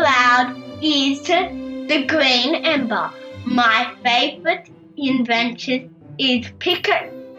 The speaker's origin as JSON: {"language": "English", "country": "Australia", "said": "I am from Bowen Buttick, Australia."}